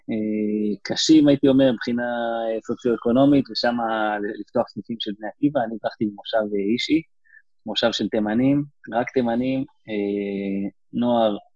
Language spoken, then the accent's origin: Hebrew; West Bank, Palestine; נולדתי, נולדתי באלון, ב... נולדתי בגוש עציון, גדלתי, שם עברנו קצת בין יישובים, אבל אה, בגדול אותה בועה דתית כזאת